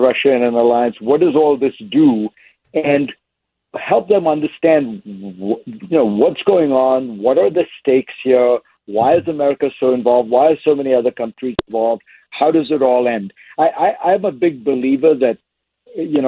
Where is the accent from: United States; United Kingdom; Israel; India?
India; moved away; I grew up in India